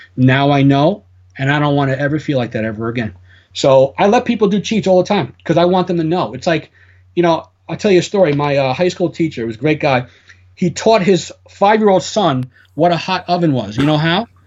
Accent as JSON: {"language": "English", "town": "New York City", "region": "New York", "country": "United States", "said": "I'm Italian. I mean, it is what it is. I come from the Bronx"}